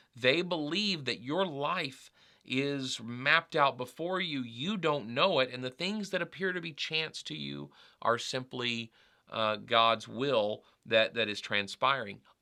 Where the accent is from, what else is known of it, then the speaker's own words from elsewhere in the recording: United States; I identify, uh, as an American